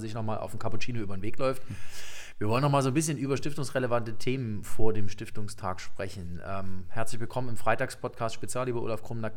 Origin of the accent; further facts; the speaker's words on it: Leipzig, Saxony, Germany; in Leipzig, in meiner Geburtsstadt